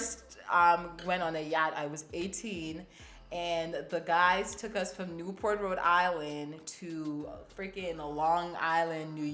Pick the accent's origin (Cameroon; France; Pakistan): Cameroon; now in United States; I'm from Cameroon.